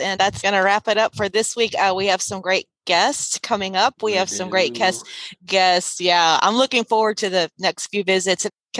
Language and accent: English; Sealy, Texas, United States; I grew up in Sealy, Texas. That's my hometown.